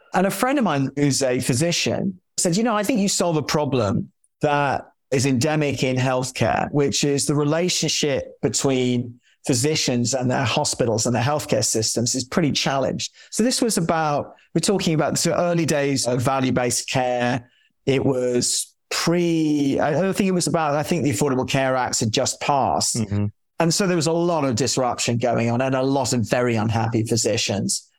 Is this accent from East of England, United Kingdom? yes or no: no; London, United Kingdom; moved away as an adult; And I grew up in London in Chelsea